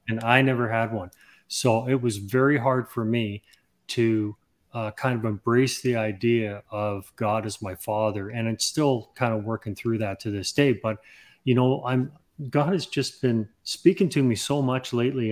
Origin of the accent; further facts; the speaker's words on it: Canada; also born or lived in England; I'm actually from England. I was born in England and, and, uh, we immigrated to Canada when I was six years old